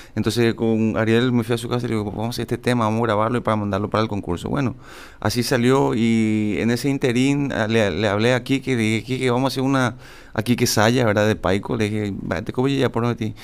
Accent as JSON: {"language": "Spanish", "town": "San Antonio", "region": "Central", "country": "Paraguay", "tie": "born or raised there", "also_born_or_lived": "Toronto", "said": "yo soy de Toronto, generalmente, pero crecí toda mi infancia y mi juventud en San Antonio"}